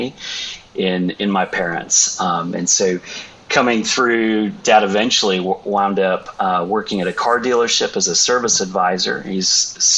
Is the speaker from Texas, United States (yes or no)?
yes; Roanoke, Texas, United States; also born or lived in Vermont; grew up in the North Texas area, Dallas-Fort Worth, in a suburb called Roanoke.